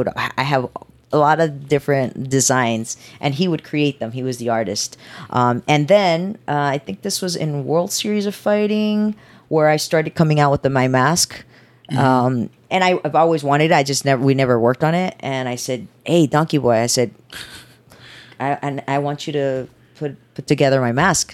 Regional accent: Houston, Texas, United States; also born or lived in Mexico; I grew up in Houston, Texas

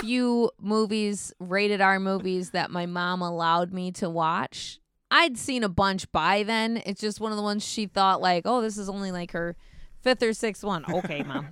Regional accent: United States; As an American, uh, tourist

